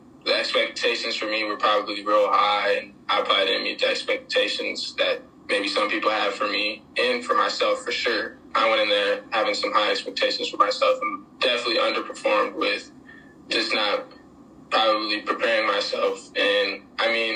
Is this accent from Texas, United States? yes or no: yes; San Antonio, Texas, United States; I was from San Antonio